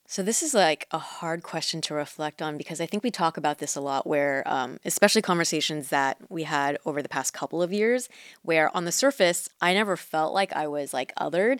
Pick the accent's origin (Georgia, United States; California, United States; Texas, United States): California, United States; Mission Viejo; first language Mandarin; English is a second language; I grew up in Orange County